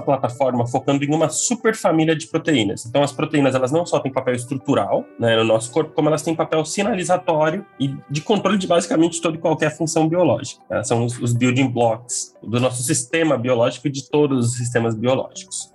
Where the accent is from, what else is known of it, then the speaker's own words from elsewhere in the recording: Ourinhos, São Paulo, Brazil; eu sou do interior de São Paulo, no cantinho do, do estado, quase no Paraná, eu sou da cidade de Ourinhos, é natural de lá